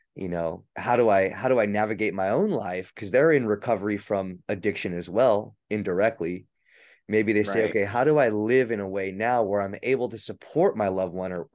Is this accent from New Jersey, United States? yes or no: no; Central Valley, California, United States; where I'm from the Central Valley, California